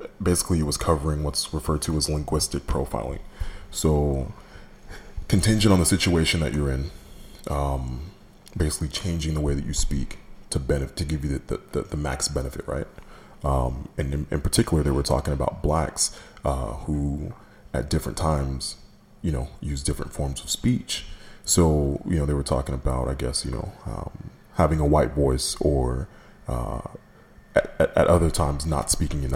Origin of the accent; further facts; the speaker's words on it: Katy, Texas, United States; also born or lived in New York; growing up in Katy, which for those of you who aren't familiar with that part of town, in the 90s, was predominantly white